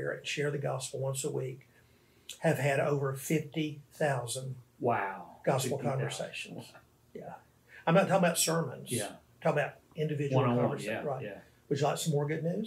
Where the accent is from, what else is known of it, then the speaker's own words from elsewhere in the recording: Arkansas, United States; moved away as an adult; now in New Orleans, United States; I'm from Arkansas, but I've lived here in this city for 15 years.